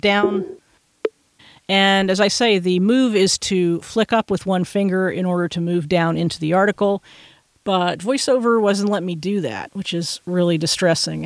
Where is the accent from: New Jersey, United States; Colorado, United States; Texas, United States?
Texas, United States; I'm from Texas